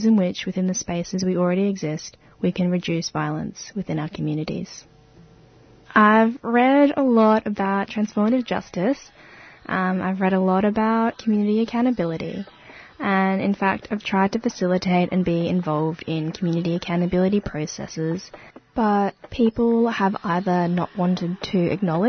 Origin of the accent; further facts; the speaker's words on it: Brisbane, Queensland, Australia; moved away as an adult; now in Melbourne, Australia; I grew up in Sherwood, Brisbane, on Yuggera country